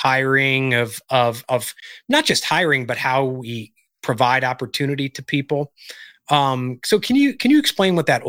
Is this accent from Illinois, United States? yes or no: yes; Illinois, United States; I grew up in Illinois